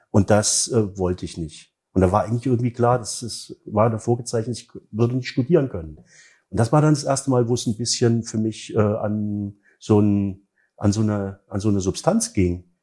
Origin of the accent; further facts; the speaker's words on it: East Germany, Germany; Aber meine Kindheit in der DDR war ein Traum.